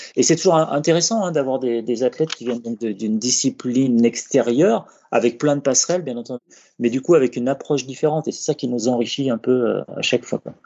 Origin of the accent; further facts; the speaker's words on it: France; chez nous en France